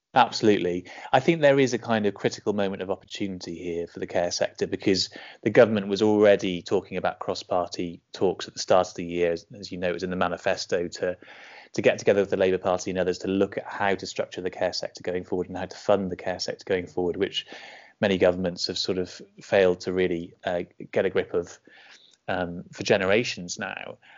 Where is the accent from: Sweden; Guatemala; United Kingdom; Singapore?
United Kingdom; Bridgend, Wales; I grew up in Bridgend in South Wales